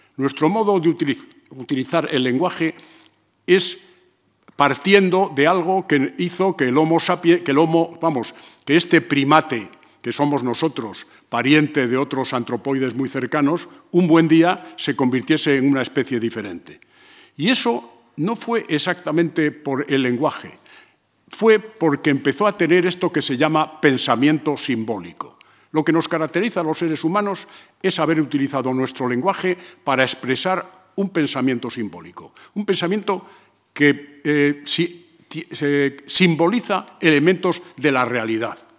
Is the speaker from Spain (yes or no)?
yes; León, Castile and León, Spain; moved away; also born or lived in A Coruña; ir a León, a mi pueblo